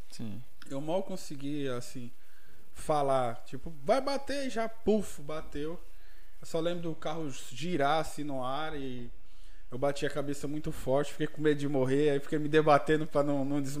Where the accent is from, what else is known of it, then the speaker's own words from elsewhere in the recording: Guarulhos, São Paulo, Brazil; moved away; de Guarulhos. Nascido e criado em Guarulhos.